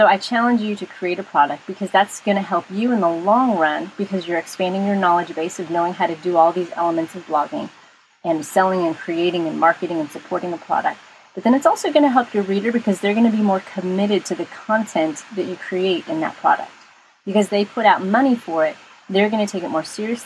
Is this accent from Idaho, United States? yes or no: no; Texas, United States; I'm from Texas, so we say y'all